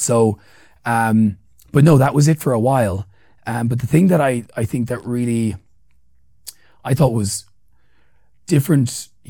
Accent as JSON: {"language": "English", "region": "Central Kenya", "country": "Kenya", "said": "where I'm from. Here's my background. We're from like around Mount Kenya, whatever else. And this is my mother tongue and whatever else."}